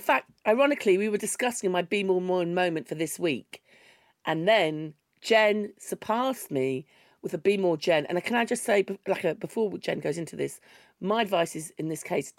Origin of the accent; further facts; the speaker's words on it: London, United Kingdom; as a Londoner, you hear all this about how bad the infrastructure is outside of London.